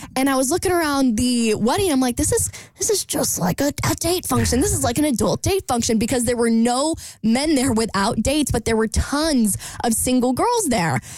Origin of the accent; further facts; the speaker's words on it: Jacksonville, Florida, United States; my hometown of Jacksonville